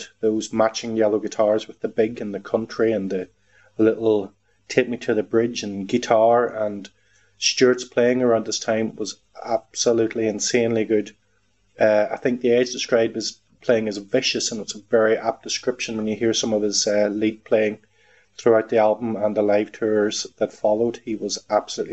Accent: Ireland; now in Manchester, United Kingdom; I live in Manchester, but I'm originally from Ireland

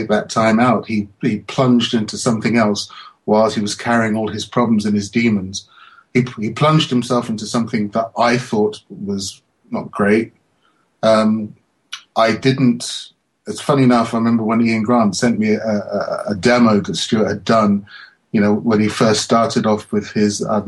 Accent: London, United Kingdom; I'm this little guy from London

